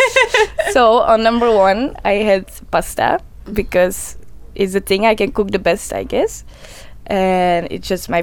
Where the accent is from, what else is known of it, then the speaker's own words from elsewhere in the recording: Belgium; I was born in Belgium.